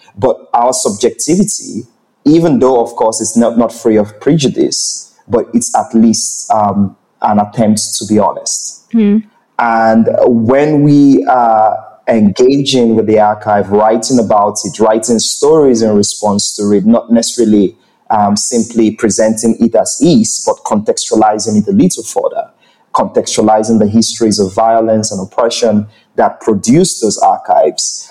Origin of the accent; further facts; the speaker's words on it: Nigeria; I am a Nigerian person